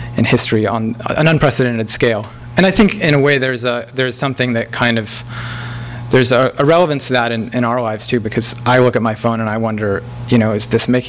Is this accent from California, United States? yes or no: yes; Palos Verdes, California, United States; moved away; also born or lived in Santa Monica; I'm from Palos Verdes, not so far away, and I was born in Santa Monica. So I'm sort of a real LA person.